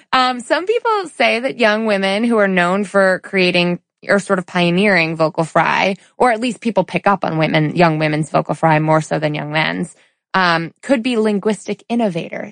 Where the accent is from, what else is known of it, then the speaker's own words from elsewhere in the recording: suburban Connecticut, United States; we go to Chili's in suburban Connecticut where we're from, right? Where I was born and raised